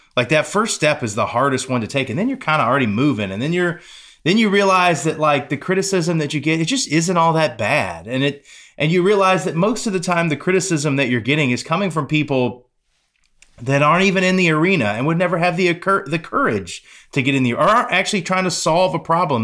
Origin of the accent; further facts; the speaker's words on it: Pensacola, Florida, United States; moved away; my hometown